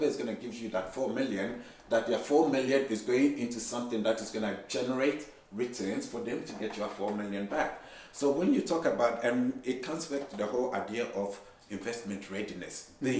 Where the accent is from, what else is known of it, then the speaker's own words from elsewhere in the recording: Ghana; I'm Ghanaian